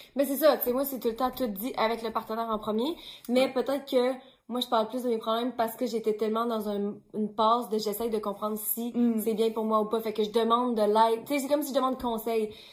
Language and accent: French; Quebec City, Quebec, Canada; now in Montreal, Canada; je viens de Québec